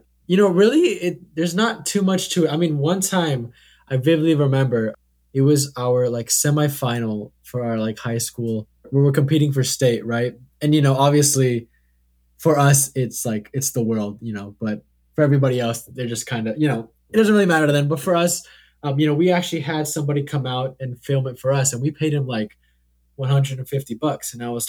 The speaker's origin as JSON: {"language": "English", "town": "Hillsboro", "region": "Oregon", "country": "United States", "tie": "born or raised there", "said": "I grew up in Hillsboro, Oregon, where, you know, humble beginnings, if you will."}